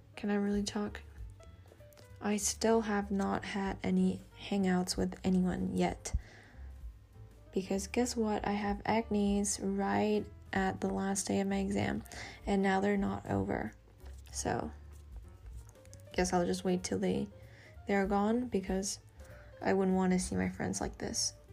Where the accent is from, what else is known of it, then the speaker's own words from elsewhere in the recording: Australia; accent: Aussie; my crazy Aussie accent